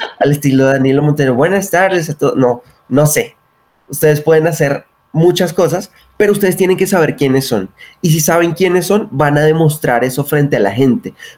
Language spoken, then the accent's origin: Spanish; Bogotá, Colombia; nacido en la ciudad de Bogotá.